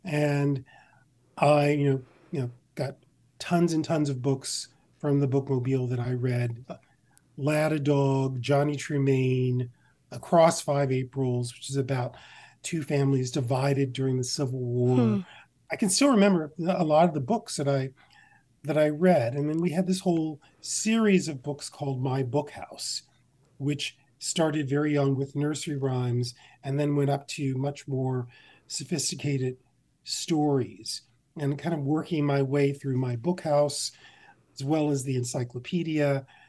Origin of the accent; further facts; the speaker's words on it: Mount Olive, United States; I grew up on an 80-acre farm outside of the town of Mount Olive. So it was kind of our own little world.